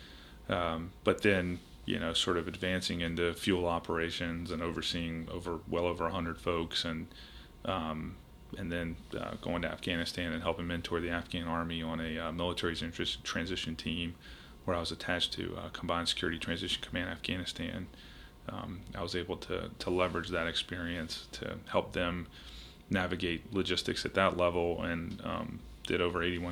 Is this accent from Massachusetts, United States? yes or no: no; Richmond, Virginia, United States; moved away as an adult; also born or lived in Charleston, South Carolina; I grew up in Richmond, Virginia